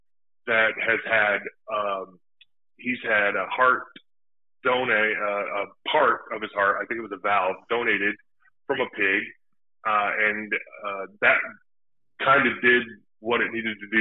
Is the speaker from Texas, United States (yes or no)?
no; San Diego, California, United States; moved away as an adult; also born or lived in Utah; I was born in Utah, and I grew up in San Diego